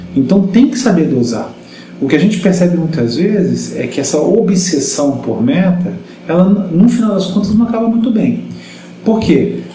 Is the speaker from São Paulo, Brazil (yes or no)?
no; Rio de Janeiro, Brazil; moved away; eu sou carioca, né? Apesar de estar aqui há muito tempo